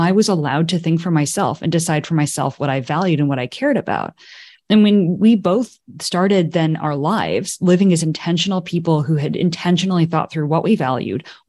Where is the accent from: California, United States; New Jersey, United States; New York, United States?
California, United States; Silicon Valley; also born or lived in Japan; That was my upbringing. But that is a typical Silicon Valley upbringing.